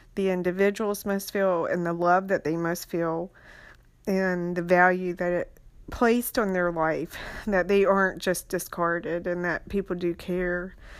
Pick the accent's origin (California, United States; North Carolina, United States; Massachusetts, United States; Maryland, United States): North Carolina, United States; Beaufort County; also born or lived in Wilmington, North Carolina; I grew up in Beaufort County, um, Little Washington, Bellhaven, Aurora